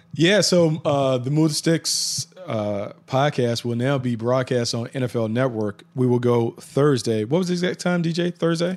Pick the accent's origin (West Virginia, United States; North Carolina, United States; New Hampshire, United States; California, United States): North Carolina, United States; growing up in North Carolina, being a Tar Heel fan